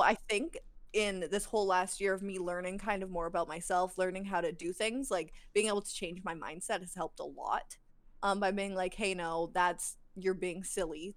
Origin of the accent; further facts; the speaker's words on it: Alberta, Canada; I'm from Alberta